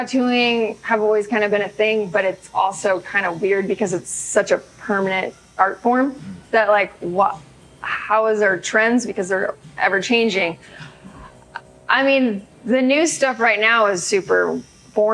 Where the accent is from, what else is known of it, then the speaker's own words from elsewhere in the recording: San Diego, California, United States; moved away; also born or lived in San Francisco Bay Area; I'm from San Diego.